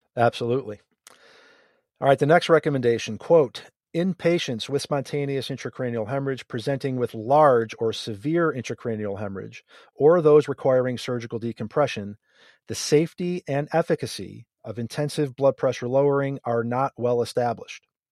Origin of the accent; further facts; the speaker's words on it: near Buffalo, New York, United States; I grew up near Buffalo